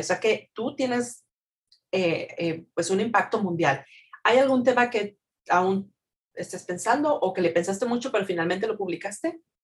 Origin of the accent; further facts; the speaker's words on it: Mexico; yo soy mexicana